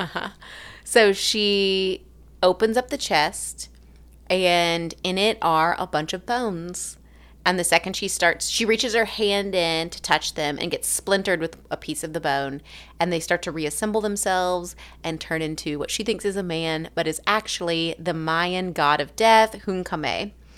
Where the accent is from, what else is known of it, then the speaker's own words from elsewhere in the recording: Alabama, United States; accent: southern; also born or lived in Haiti; now in Tennessee, United States; I'm from Alabama